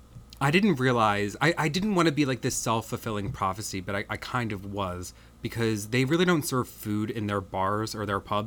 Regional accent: United States; I don't have a vote, because I'm American

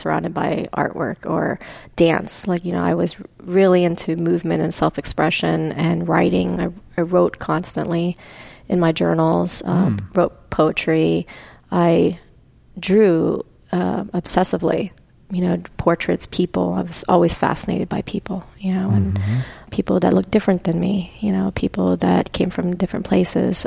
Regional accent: Pennsylvania, United States; growing up in Pennsylvania

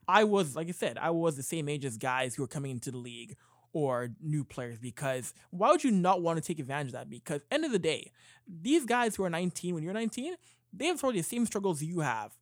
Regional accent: Canada; being a Canadian kid at sixteen years old

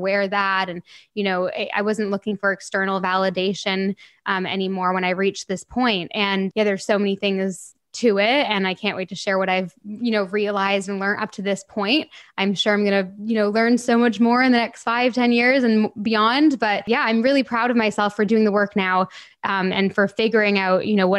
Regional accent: Canada; moved away as an adult; now in England, United Kingdom; I would have just moved to England in January, and I was born and raised in Canada.

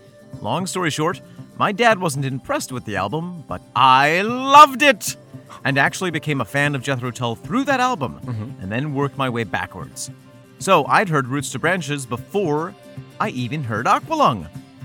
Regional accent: Beirut, Beirut Governorate, Lebanon; I grew up in Beirut, Lebanese father and Welsh mother.

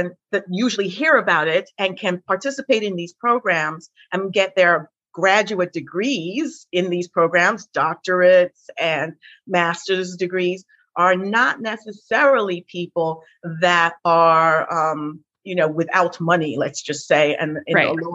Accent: England, United Kingdom; now in New York City, United States; I'm from England

